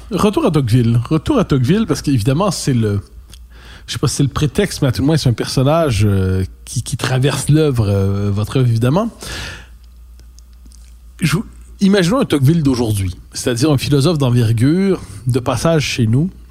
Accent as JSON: {"language": "French", "country": "Canada", "said": "Avant tout, je suis canadien."}